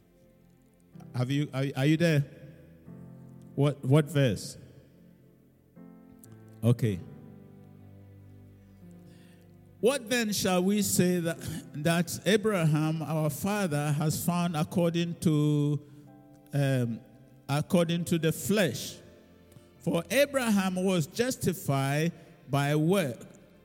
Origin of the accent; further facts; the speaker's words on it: Ghana; now in United Kingdom; now I'm no longer British, so now I'm a Ghanaian